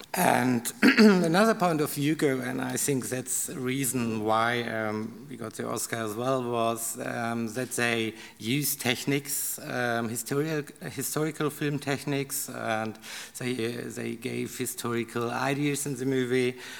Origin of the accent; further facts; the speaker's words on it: Karlsruhe, Baden-Württemberg, Germany; English is a second language; I'm from Karlsruhe, so it's okay to work in Stuttgart